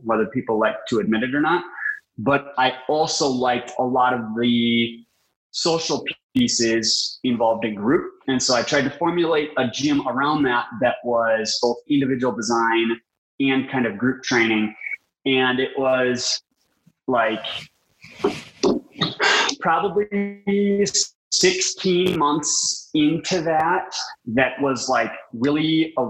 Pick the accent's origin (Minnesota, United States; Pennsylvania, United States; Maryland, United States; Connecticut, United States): Minnesota, United States; I was from Minnesota.